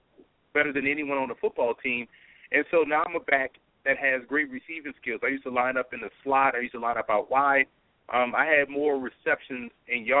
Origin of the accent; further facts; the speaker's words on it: New Orleans, Louisiana, United States; also born or lived in Lafayette, Louisiana; I grew up in New Orleans.